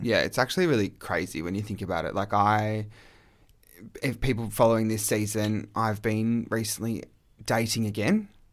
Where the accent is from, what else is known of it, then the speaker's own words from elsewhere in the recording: Australia; I was gay male from Australia